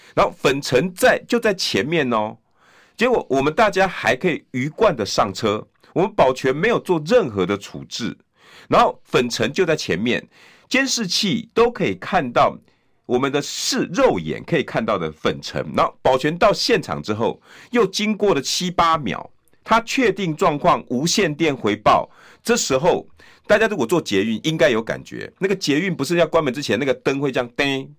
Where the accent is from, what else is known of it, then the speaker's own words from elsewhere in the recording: Taiwan; 我们台湾人